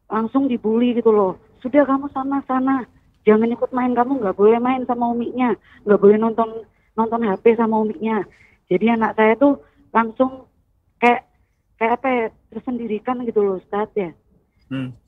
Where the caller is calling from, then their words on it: Bondowoso, East Java, Indonesia; Saya dari … dari Bondowoso.